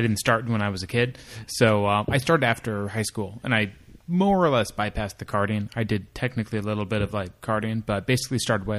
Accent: Los Angeles, California, United States; I grew up right here in Los Angeles.

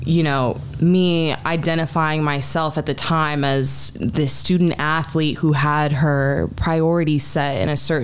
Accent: Calabasas, California, United States; also born or lived in North Hollywood / Washington, D.C. / Long Beach; I am from Calabasas, which is in the Valley. I'm a Valley girl. Grew up there my entire life.

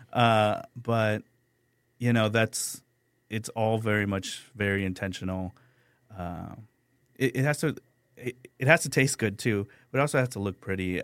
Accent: San Antonio, Texas, United States; also born or lived in San Luis Potosi, Mexico; I grew up on the Far West Side

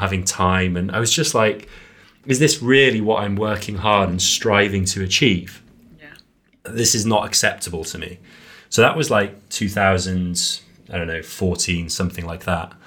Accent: Wales, United Kingdom; also born or lived in Serbia; Growing up in Wales

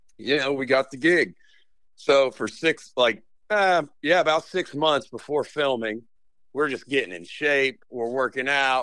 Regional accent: Roanoke, Virginia, United States; I'm actually from Roanoke, Virginia, or right outside Roanoke in the Blue Ridge Mountains

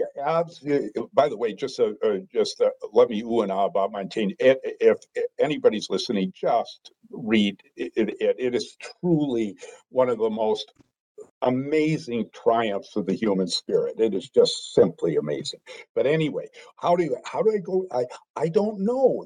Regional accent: Green Bay, Wisconsin, United States; moved away as an adult; grew up in Green Bay, Wisconsin

